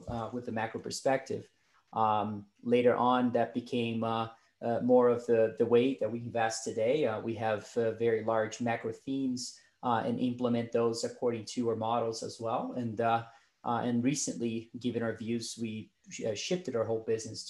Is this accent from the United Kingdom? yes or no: no; Brazil; moved away as an adult; now in United States; I was born and raised in Brazil